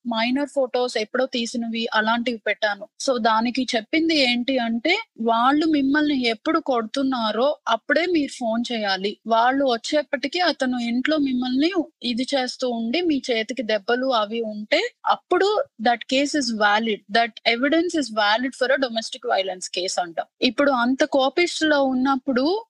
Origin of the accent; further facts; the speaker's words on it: India; moved away; చిన్నప్పటి నుంచి పెరిగిన ఇండియాలో ఫ్రెండ్స్